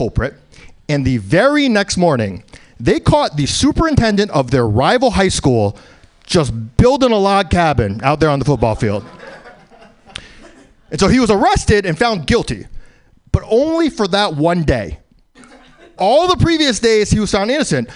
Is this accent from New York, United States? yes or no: yes; New York City, New York, United States; Born in New York, live in New York, in the East Village